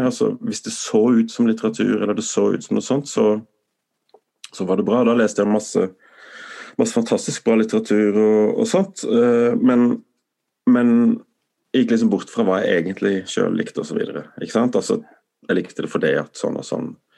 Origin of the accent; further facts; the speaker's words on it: Tromøya, Agder, Norway; moved away; also born or lived in Sweden; Tromøya der jeg vokste opp